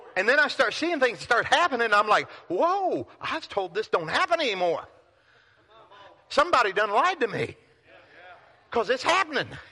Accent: Pilot Knob, Missouri, United States; moved away; I grew up in Pilot Knob, Missouri. 532 people.

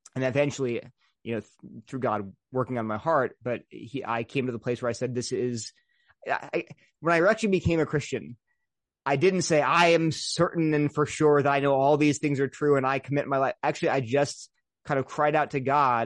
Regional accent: Delaware, United States; moved away; also born or lived in Princeton / Berkeley; I grew up in Delaware, very loving, wonderful parents and family

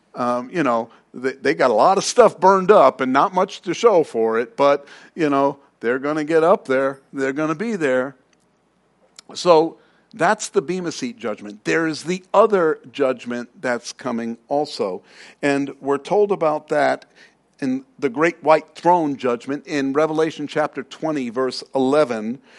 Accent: New York City, New York, United States; now in Arizona, United States; I'm from Queens, if you didn't know. Uh, I'm from New York.

